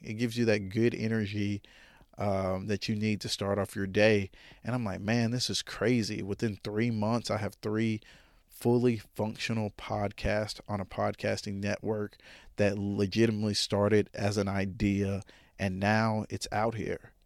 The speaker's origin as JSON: {"language": "English", "town": "Jonesboro", "region": "Arkansas", "country": "United States", "tie": "born or raised there", "said": "I'm from Jonesboro, Arkansas. I've been here my whole life"}